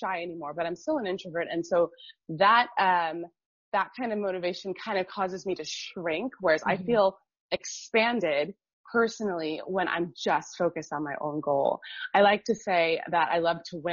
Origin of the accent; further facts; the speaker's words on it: Miami, Florida, United States; moved away as an adult; also born or lived in Munich; now in Berlin, Germany; I grew up in Miami, and Miami is super diverse